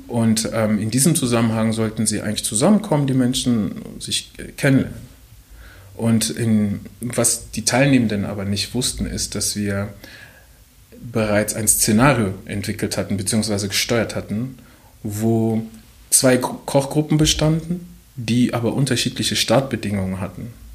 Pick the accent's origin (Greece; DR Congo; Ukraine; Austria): DR Congo; now in Germany; ich komme auch noch aus dem Kongo